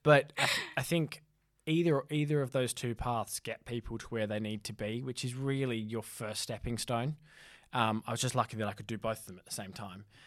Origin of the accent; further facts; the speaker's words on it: Australia; also born or lived in North East England; now in United Kingdom; I'm from Australia